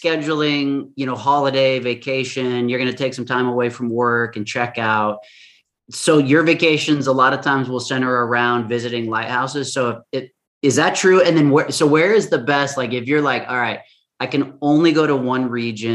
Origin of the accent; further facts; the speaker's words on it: West Coast, United States; I'm from the West Coast